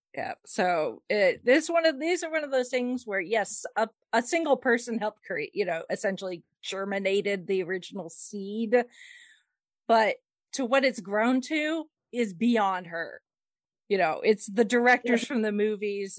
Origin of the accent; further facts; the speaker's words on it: United States; I'm American